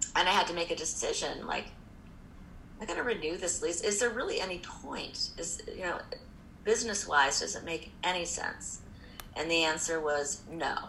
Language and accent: English; Indianapolis, Indiana, United States; moved away; also born or lived in New York; I'm from Indianapolis originally. I mean, I wasn't born there, but I grew up there and went to school in Indiana